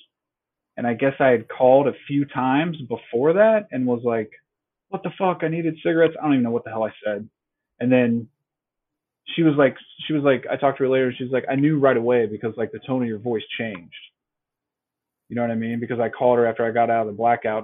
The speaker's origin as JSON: {"language": "English", "town": "Greenville", "country": "United States", "tie": "born or raised there", "also_born_or_lived": "Dayton", "said": "my hometown here in Greenville, and I was living in Dayton"}